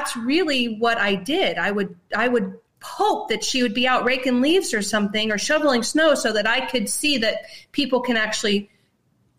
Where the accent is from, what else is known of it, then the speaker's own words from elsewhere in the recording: Canton, Ohio, United States; I'm from Canton, Ohio